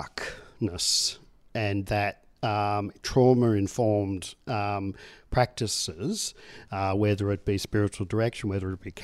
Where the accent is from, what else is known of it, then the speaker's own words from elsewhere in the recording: Tasmania, Australia; I mean, I come from Tasmania, and they talk about the dark stain of both the attempted genocide of the Tasmanian Indigenous people